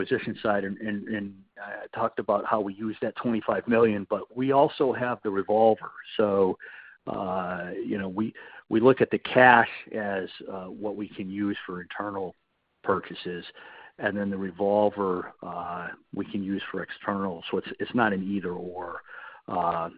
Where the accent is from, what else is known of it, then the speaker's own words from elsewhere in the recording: United States; as an American